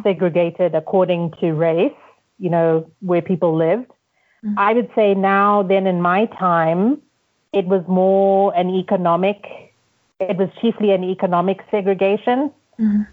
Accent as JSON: {"language": "English", "country": "Zimbabwe", "also_born_or_lived": "United States", "moved": "yes", "lives_now": "Nairobi, Kenya", "said": "I'm from Zimbabwe."}